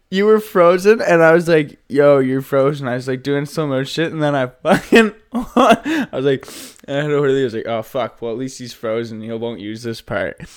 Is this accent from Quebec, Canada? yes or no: no; Nova Scotia, Canada; moved away; I am from Nova Scotia.